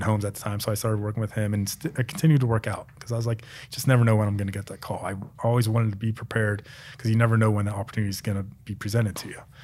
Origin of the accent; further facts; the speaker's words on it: Pennsylvania, United States; moved away as an adult; also born or lived in Maryland; now in Arizona, United States; I grew up in Pennsylvania